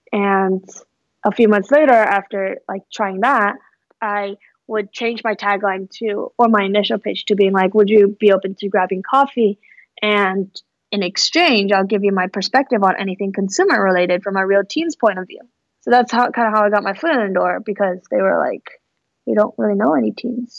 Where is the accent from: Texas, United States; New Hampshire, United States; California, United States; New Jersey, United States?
California, United States; Fremont; also born or lived in Mountain View, California / Palo Alto, California; I grew up in the Bay Area. I actually grew up in the East Bay in Fremont, and so that's where I spent most of my childhood.